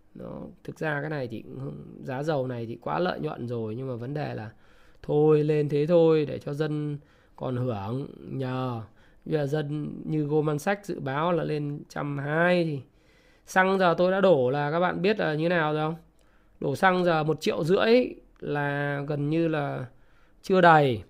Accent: Vietnam; mình là người Việt Nam

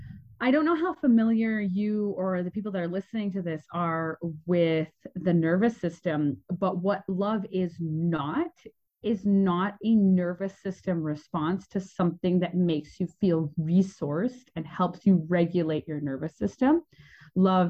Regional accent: Canada; moved away as an adult; I was born in Canada. And I had the opportunity of having quite a turbulent childhood that really led me to be a traveler really young. So when I was 20, I left

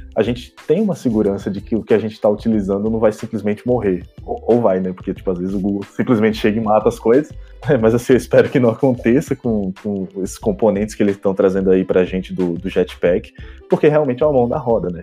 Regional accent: Recife, Pernambuco, Brazil; now in Belo Horizonte, Brazil; eu sou recifense, BH

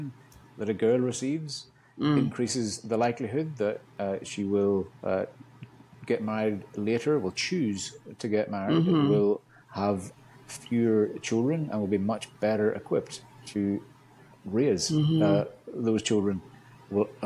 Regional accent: Northern Ireland, United Kingdom; moved away as an adult; growing up in Northern Ireland

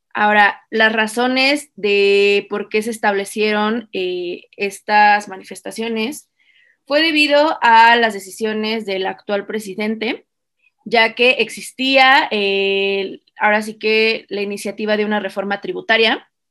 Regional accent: Mexico; como mexicanos

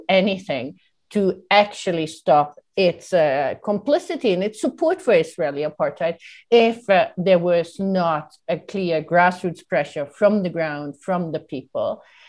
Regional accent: Italy; moved away as an adult; now in Palestine; I'm not Palestinian, I came from Italy to Palestine in 2002

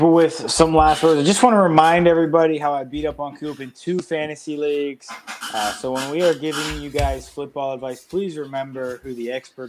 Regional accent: Pennsylvania, United States; moved away; a PA native, no longer a PA resident, PA native.

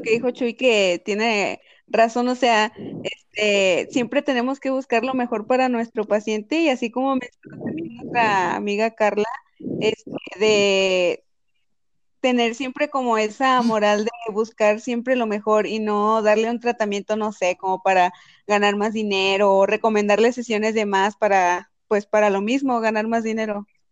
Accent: Monterrey, Nuevo León, Mexico; now in Guadalajara, Mexico; en Monterrey, allá en Nuevo León, de donde yo soy

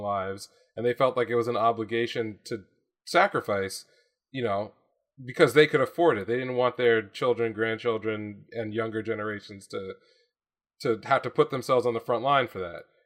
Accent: United States; my experience as an American

